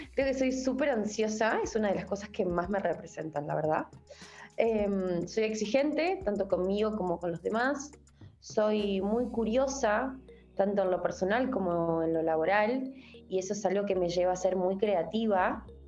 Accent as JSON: {"language": "Spanish", "town": "Rafaela", "region": "Santa Fe", "country": "Argentina", "said": "yo soy de Rafaela Santa Fe"}